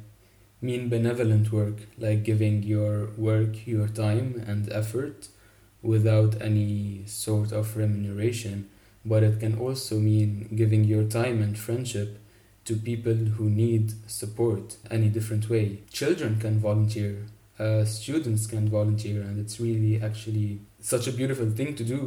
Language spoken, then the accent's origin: English; Lebanon; I'm 22 years old and I'm from Lebanon. I live just outside of Beirut.